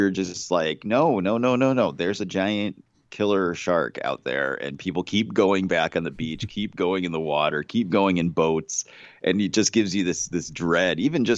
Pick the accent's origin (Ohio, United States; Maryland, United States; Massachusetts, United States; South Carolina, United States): Massachusetts, United States; I grew up in Massachusetts. I still live in Massachusetts, and I've been to Martha's Vineyard